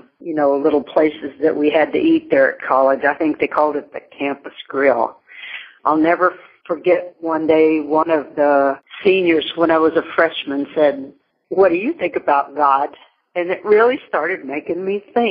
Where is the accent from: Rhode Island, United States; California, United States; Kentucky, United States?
Kentucky, United States; Meade County; also born or lived in Williamsburg, Kentucky / Louisville, Kentucky; now in Oklahoma, United States; I grew up on a farm in Meade County, Kentucky, which is about 35 miles southwest of Louisville